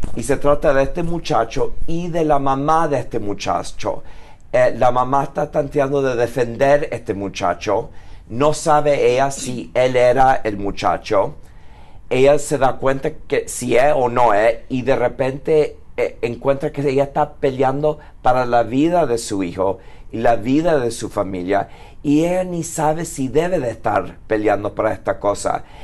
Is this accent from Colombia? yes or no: no; United States; Yo nací en los Estados Unidos